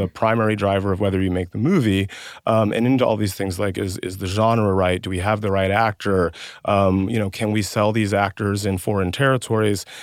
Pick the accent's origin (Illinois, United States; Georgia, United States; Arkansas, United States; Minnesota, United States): Georgia, United States; West Central; I grew up in West Central Georgia.